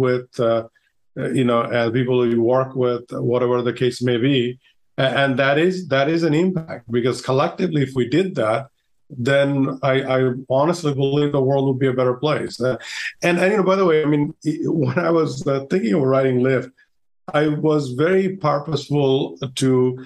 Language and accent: English; Bangladesh; moved away; I'm originally from Bangladesh